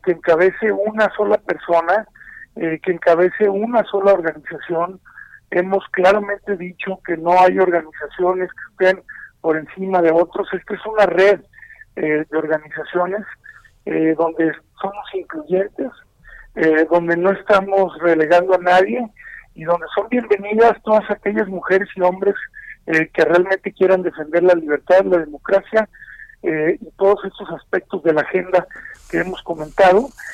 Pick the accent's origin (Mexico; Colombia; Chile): Mexico; como mexicanos